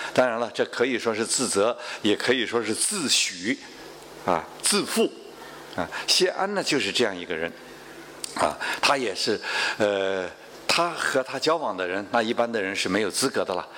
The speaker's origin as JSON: {"language": "Chinese", "country": "China", "said": "我们中国人"}